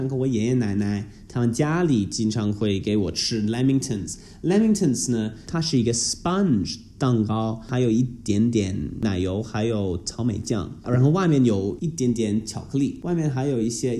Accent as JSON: {"language": "Chinese", "country": "Australia", "said": "我们是一个移民国家"}